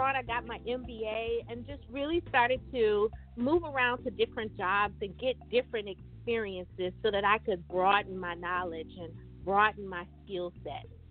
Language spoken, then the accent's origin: English; Baton Rouge, Louisiana, United States; moved away as an adult; now in Richmond, United States; I am originally from Baton Rouge, Louisiana